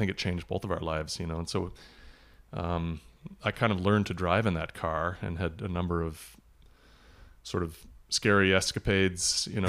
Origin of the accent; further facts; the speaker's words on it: Milwaukee, Wisconsin, United States; also born or lived in Illinois, United States; now in Minneapolis, United States; No, I was born in Illinois, and then when I was a little kid, we moved to Wisconsin, and I spent kind of most of my teen years and high school days in Milwaukee, the Milwaukee area